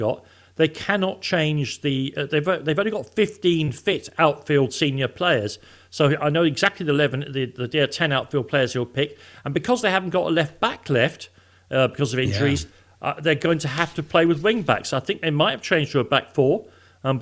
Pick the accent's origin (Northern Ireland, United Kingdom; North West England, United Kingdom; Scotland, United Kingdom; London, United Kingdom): London, United Kingdom; I'm from Islington